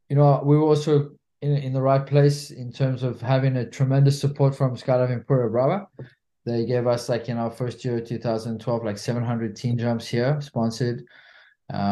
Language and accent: English; South Africa; also born or lived in France; now in Spain; I'm a South African national living in Spain